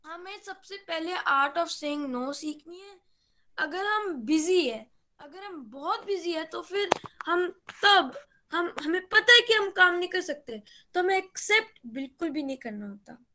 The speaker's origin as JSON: {"language": "Hindi", "town": "Gurgaon", "region": "Haryana", "country": "India", "said": "और मैं गुड़गांव से बिलोंग करता हूँ"}